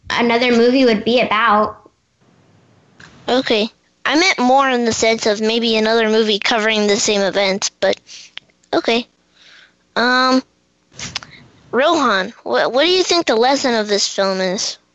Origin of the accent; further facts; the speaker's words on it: Washington, District of Columbia, United States; from Washington, D.C.